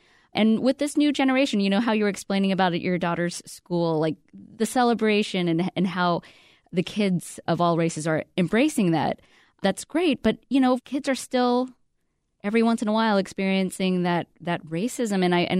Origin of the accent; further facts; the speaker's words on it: Alabama, United States; I grew up in Alabama